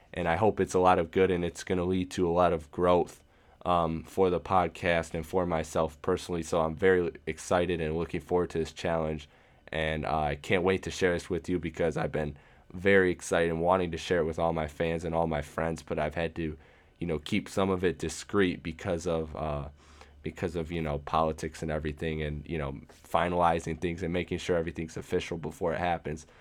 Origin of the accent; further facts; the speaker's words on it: Michigan, United States; Michigan, my hometown, uh, or my home state, I should say.